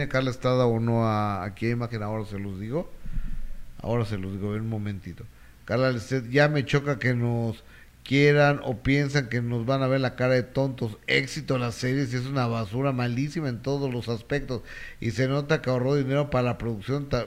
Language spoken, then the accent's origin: Spanish; Peru; soy de Perú, si se le puede preguntar sobre mi país